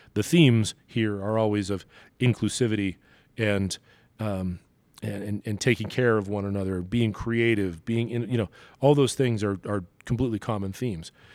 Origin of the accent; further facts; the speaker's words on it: New York City, New York, United States; now in Denver, United States; growing up in Brooklyn, I was always surrounded by a Jewish community